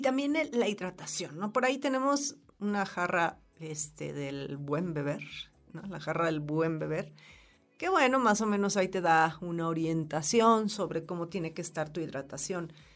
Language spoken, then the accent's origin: Spanish; Mexico; como mexicanos